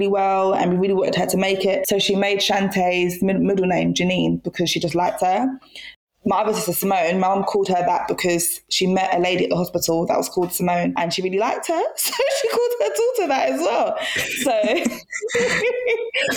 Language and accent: English; Jamaica; I come from Jamaica